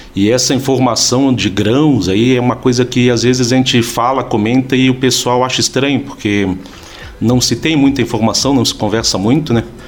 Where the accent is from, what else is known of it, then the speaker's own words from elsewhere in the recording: Florianópolis, Santa Catarina, Brazil; moved away as an adult; also born or lived in São Joaquim; E eu sou natural de Florianópolis, ah, sou filho e neto de joaquinenses